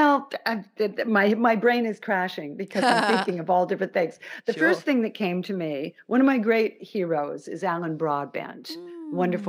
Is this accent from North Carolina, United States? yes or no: no; Los Angeles, California, United States; I'm from Los Angeles